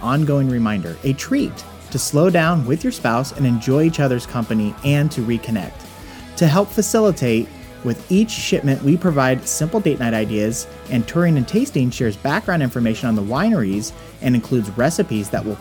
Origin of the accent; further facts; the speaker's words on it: West Coast, United States; I'm a West Coast boy who's grew up kind of like laid back